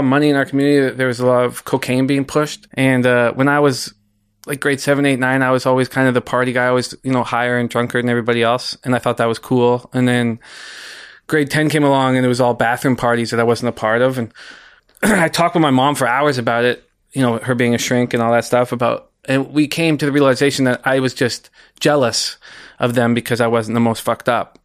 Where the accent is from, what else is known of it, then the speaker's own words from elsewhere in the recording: West Vancouver, British Columbia, Canada; I grew up in West Vancouver, graduated from West Van High